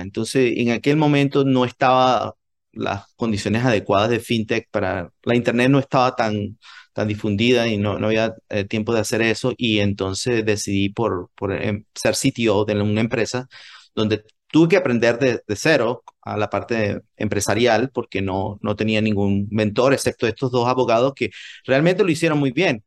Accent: Venezuela; moved away as an adult; also born or lived in United States / Japan / New York; now in Silicon Valley, United States; yo quería volver a Venezuela

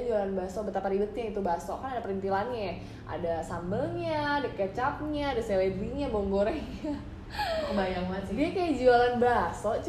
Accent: Java, Indonesia; untungnya nih gue orang Jawa nih masih ada untungnya

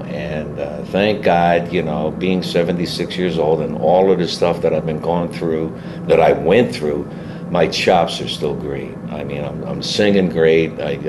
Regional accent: Philadelphia, Pennsylvania, United States; being Italian, you know, and being born and raised in South Philadelphia

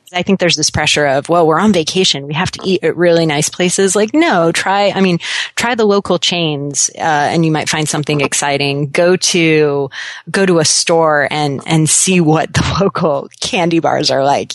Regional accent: Seattle, Washington, United States; also born or lived in Florida; I lived in Florida for a little bit as a kid, but uh, I consider myself a Seattleite

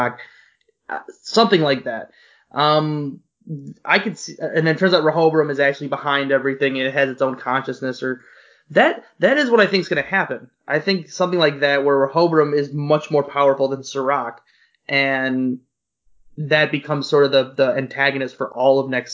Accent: Chicago, Illinois, United States; I'm from Chicago

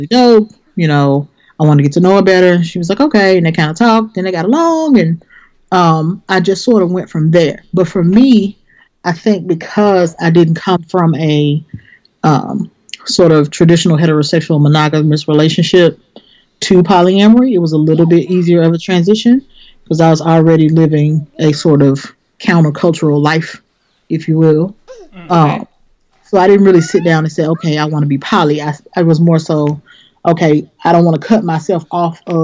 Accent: Memphis, Tennessee, United States; moved away; I'm originally from Memphis and that's where I used to live

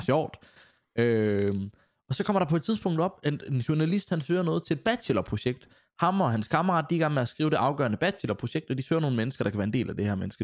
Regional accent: Grenaa, Central Denmark Region, Denmark; moved away as an adult; also born or lived in Silkeborg; østjyde, kommer, når folk spørger mig, så kommer jeg fra Grenaa af

